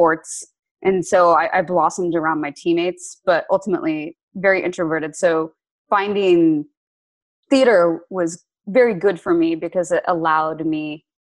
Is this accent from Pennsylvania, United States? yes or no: no; Lawrence, Kansas, United States; moved away; also born or lived in Princeton, New Jersey / Virginia; I grew up in Kansas, in Lawrence, Kansas, because my dad was the chancellor at KU